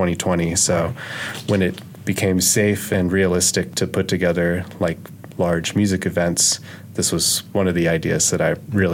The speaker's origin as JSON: {"language": "English", "town": "Jackson", "region": "Mississippi", "country": "United States", "tie": "born or raised there", "moved": "yes", "said": "I grew up in Jackson, Mississippi"}